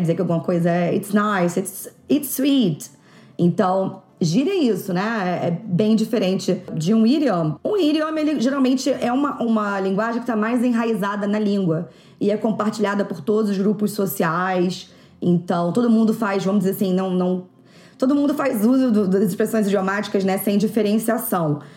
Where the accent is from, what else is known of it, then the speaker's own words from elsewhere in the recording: Rio de Janeiro, Brazil; eu que sou do Rio